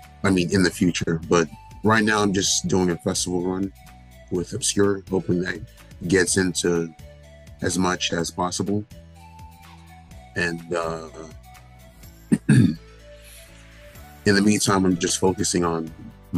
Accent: Pembroke Pines, Florida, United States; I'm born and raised in Pembroke Pines, Florida

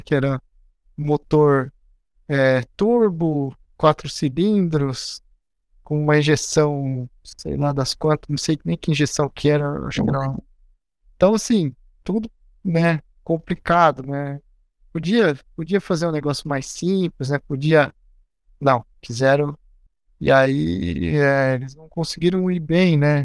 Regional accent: Agudos, São Paulo, Brazil; Eu nasci no interior do estado de São Paulo, numa cidade bem pequena chamada Agudos

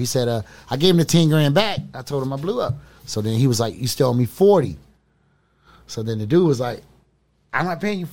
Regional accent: Memphis, Tennessee, United States; moved away; also born or lived in Pasadena, California; we moved from Memphis to L.A.

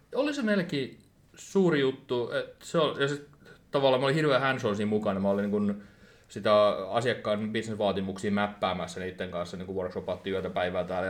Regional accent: Turku, Southwest Finland, Finland; seitsemänkymmentäviisi syntynyt Turussa ja täällä on ollut pitkään

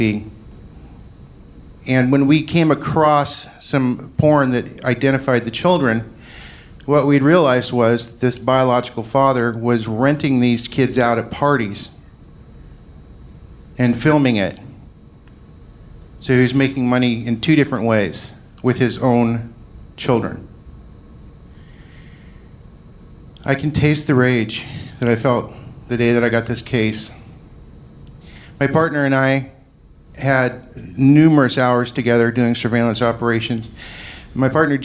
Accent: Scotland, United Kingdom; I'm Scottish

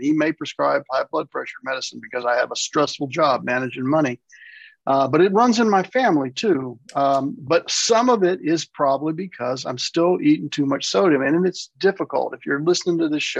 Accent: the South, United States; moved away; I was raised in the South. I'm back in the South

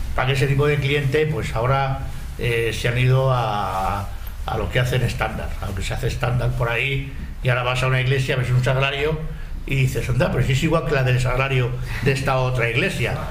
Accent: Madrid, Community of Madrid, Spain; ni somos de Tetuán ni somos del barrio del Pilar, que somos de Valdezarza.

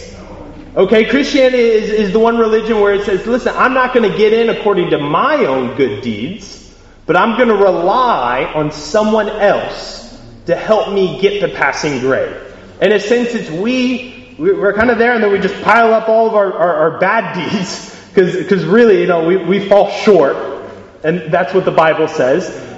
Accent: United States; accent: American; I am American by accent

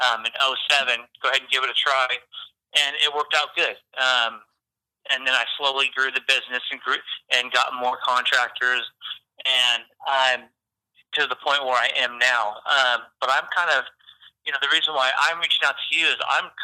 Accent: Port Orchard, Washington, United States; now in Napa, United States; I grew up in Port Orchard

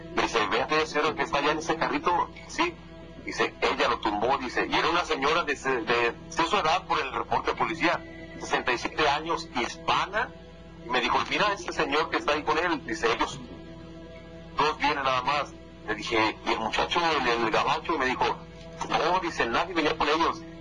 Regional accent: Mexico; moved away as an adult; Desde que yo salí de México hace tal vez 16 años que me vine para acá

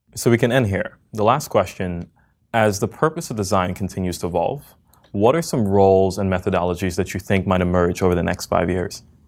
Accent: New York, United States; moved away as an adult; now in San Francisco, United States; I was born in New York

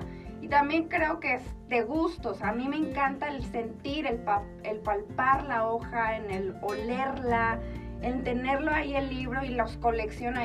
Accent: Chihuahua, Mexico; moved away as an adult; also born or lived in Colorado Springs, United States / Ireland; now in Mexico City, Mexico; yo soy originaria de aquí, de Chihuahua, de la capital

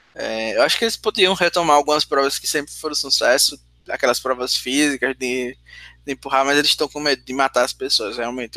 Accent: Sergipe, Brazil; accent: nordestino; eu sou de Sergipe

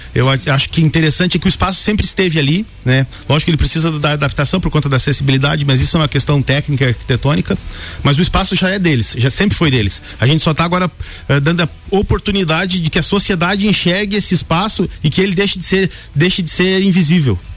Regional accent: Otacílio Costa, Santa Catarina, Brazil; Sou de Otacílio Costa

